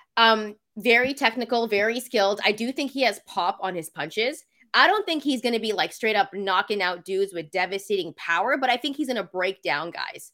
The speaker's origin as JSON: {"language": "English", "town": "Vancouver", "region": "British Columbia", "country": "Canada", "said": "I'm from Vancouver, Canada."}